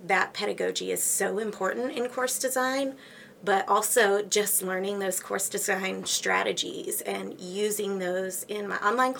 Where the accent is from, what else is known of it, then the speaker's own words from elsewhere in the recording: Axtell, Texas, United States; also born or lived in Houston, Texas / Conroe, Texas / Waco, Texas; I grew up in Axtell, a tiny town east of Waco